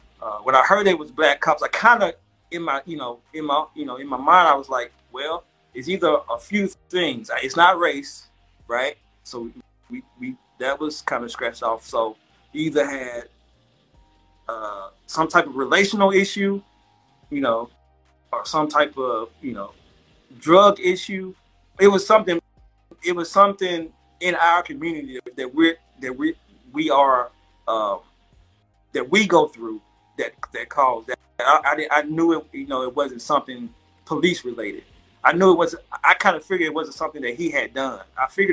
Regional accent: Golden Triangle, Mississippi, United States; we're from the Golden Triangle

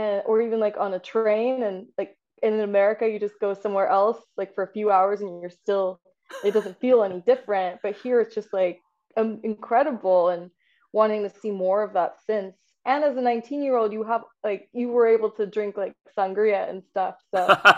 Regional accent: San Antonio, Texas, United States; moved away; I grew up in San Antonio, Texas, but my parents did come over from India

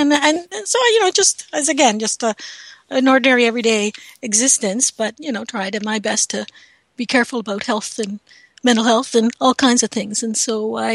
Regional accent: Canada; I'm a Canadian

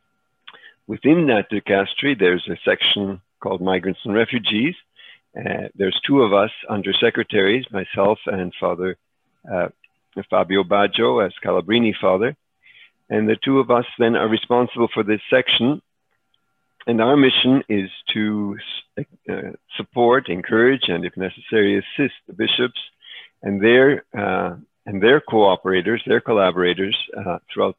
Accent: Montreal, Quebec, Canada; moved away; also born or lived in Czechoslovakia / Chicago, United States / El Salvador; we escaped to Canada, where I grew up in Montreal, attended Loyola High School there

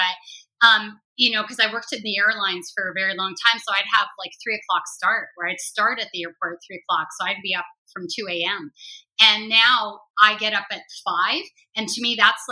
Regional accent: Toronto, Ontario, Canada; born or raised there; also born or lived in Beirut, Lebanon / Amman, Jordan

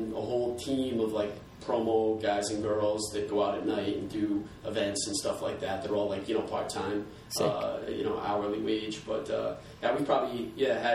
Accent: Warwick, Rhode Island, United States; also born or lived in Virginia; I grew up here in Warwick, Rhode Island, and went off to school in Virginia

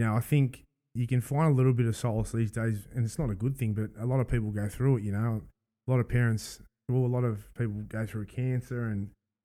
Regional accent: Sydney, New South Wales, Australia; I grew up in the East

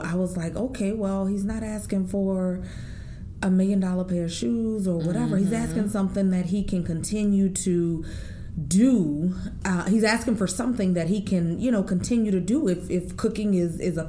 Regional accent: New Orleans, Louisiana, United States; I, again, was born and raised in New Orleans, Louisiana

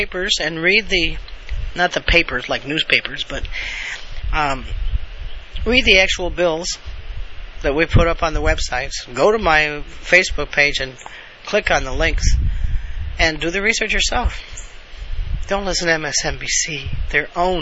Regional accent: United States; I'm an American. I was born and raised an American

